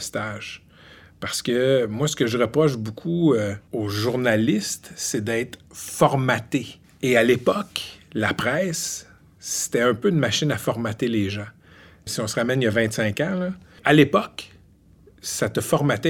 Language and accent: French; Laval, Quebec, Canada; moved away as an adult; also born or lived in Ottawa / Gatineau; now in Montreal, Canada; Je ne suis pas originaire de l'Outaouais tout, j'ai grandi à Laval